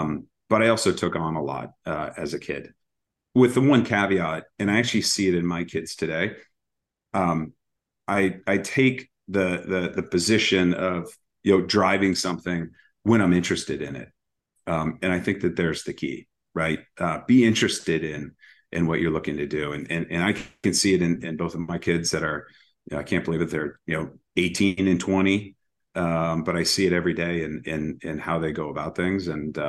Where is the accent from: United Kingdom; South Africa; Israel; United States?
United States; Massachusetts; also born or lived in Chicago / Arizona; So I moved around a lot as a kid. It was you know, all the way back, born in Chicago, moved to Arizona, back to Chicago, landed in Massachusetts, and really have been here ever sinc